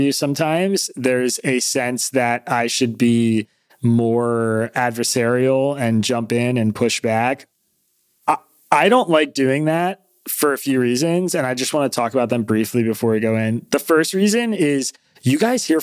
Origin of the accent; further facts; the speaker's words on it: United States; I'm an American Jew who believes in the project of Israel.